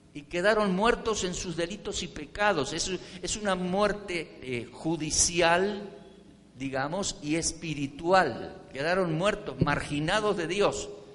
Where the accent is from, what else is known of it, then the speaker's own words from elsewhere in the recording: Argentina; now in Colombia; Yo nací en Argentina